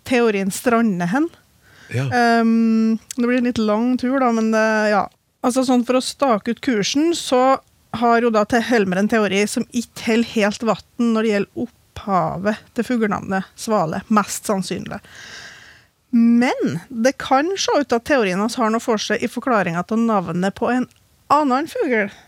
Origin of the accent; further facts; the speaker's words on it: Trøndelag, Norway; jeg er jo trønder